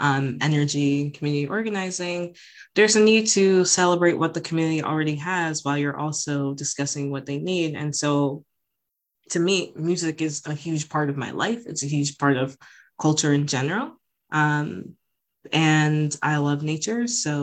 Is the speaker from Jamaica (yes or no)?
yes; Jamaica; now in United States; The fact that environmental injustices harm people like myself, but also people of my family, right? As Jamaican immigrants, as people who are islanders, and so on and so forth. As queer Black women existing in America